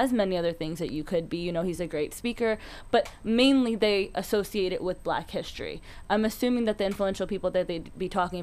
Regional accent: Pakistan; we're Pakistani

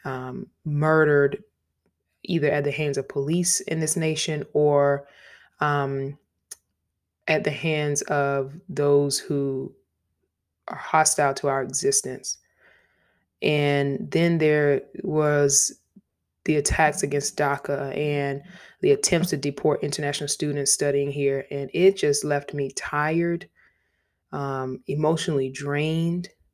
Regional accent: Savannah, Georgia, United States; I'm from Savannah, Georgia

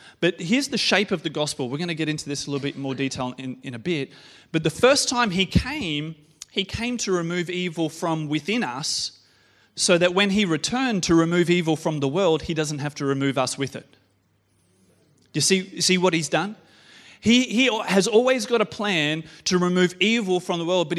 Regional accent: Australia; as an Aussie male

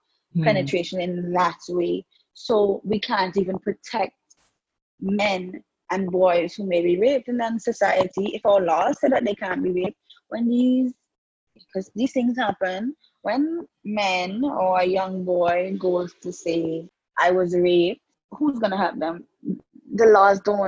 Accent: Antigua & Barbuda; as a young woman, growing up in the Antiguan society

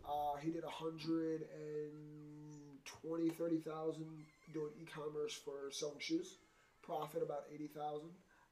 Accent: Scranton, Pennsylvania, United States; moved away as an adult; now in Bristol, Connecticut, United States; Oh, I was born in Scranton, Pennsylvania.

